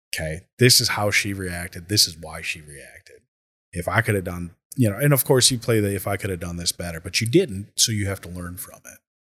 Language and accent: English; Minnesota, United States; also born or lived in California; I moved to Minnesota from California at the age of ten